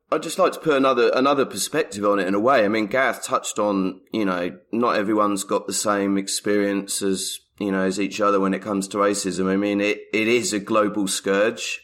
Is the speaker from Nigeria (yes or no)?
no; England, United Kingdom; moved away; an Englishman living overseas